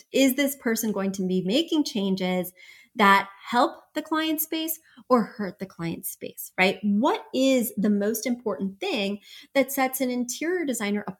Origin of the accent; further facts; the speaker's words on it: Midwest, United States; moved away; I'm from the Midwest.